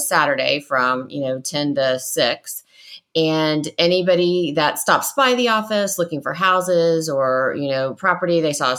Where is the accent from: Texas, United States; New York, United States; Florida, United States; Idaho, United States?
Florida, United States; Tampa; I'm a Florida native, born and raised in Tampa. I have lived there all my life